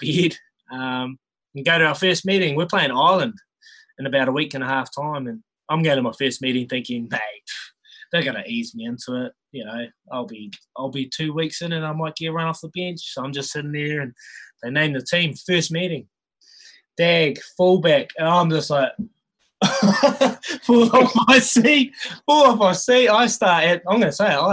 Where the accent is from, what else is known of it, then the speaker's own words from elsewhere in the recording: Hastings, Hawke's Bay, New Zealand; also born or lived in Marton; I grew up in Hawke's Bay in a dead end street